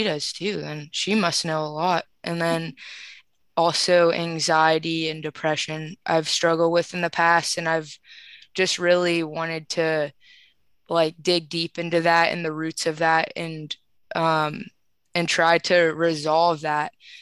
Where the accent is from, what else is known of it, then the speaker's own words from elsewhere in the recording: Columbus, Ohio, United States; I'm from Columbus, Ohio